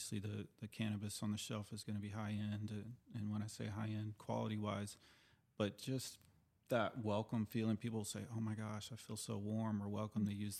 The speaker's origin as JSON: {"language": "English", "region": "California", "country": "United States", "tie": "born there", "also_born_or_lived": "Houston / Oklahoma", "said": "I was born in Southern California, but we moved quickly to Houston and then Oklahoma."}